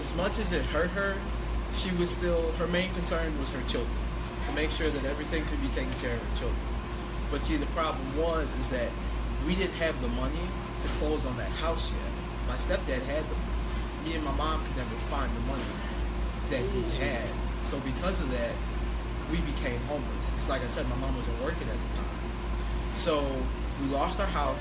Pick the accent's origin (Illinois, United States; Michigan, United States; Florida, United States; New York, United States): Illinois, United States; Chicago; also born or lived in Joliet, Illinois / Morris, Illinois; I was born and raised in Chicago